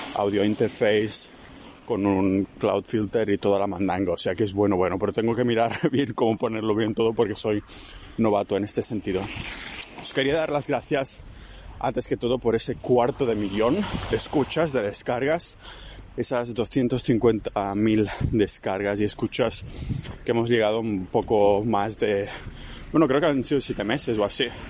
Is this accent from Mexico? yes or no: no; Catalonia, Spain; soy catalán